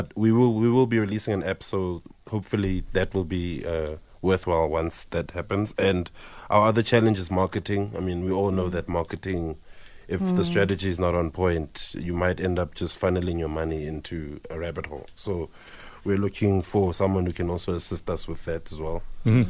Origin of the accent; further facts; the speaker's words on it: Soweto, Gauteng, South Africa; I'm from Soweto.